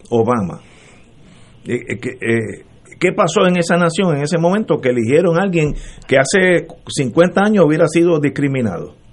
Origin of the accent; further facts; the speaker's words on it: Texas, United States; Yo soy tejano, mi, hace 17 generaciones venimos de Holanda, tenemos pecas, eh, eh, hablamos español ya porque estamos aquí jodidos de mexicanos.